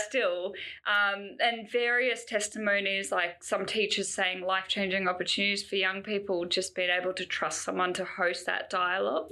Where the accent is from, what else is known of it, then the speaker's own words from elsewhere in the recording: Canberra, Australian Capital Territory, Australia; growing up in Canberra, I'm sure we had programs that came to our school